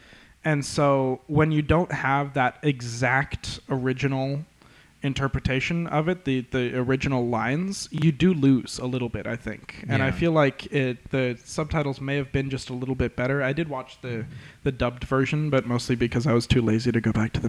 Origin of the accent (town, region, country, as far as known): hometown near Lodi and Tracy, California, United States; born or raised there